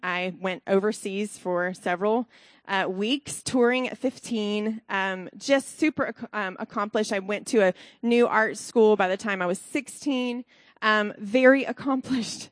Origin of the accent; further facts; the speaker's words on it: Alabama, United States; now in Columbus, United States; I'm from Alabama originally